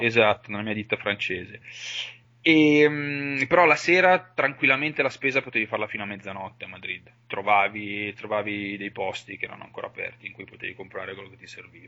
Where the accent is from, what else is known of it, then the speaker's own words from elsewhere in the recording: Valtellina, Lombardy, Italy; moved away as an adult; la mia terra di origine, comunque, a fine del liceo sapevo che l'avrei dovuta lasciare, anche solo perché per, eh, io sono valtellinese